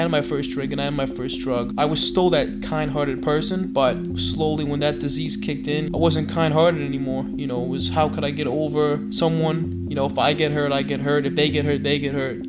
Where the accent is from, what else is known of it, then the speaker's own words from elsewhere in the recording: New York City, New York, United States; also born or lived in Medellín, Colombia; I grew up in Flushing, Queens, and I was adopted into a Jewish family. Well, I was born in Colombia, in Medellin.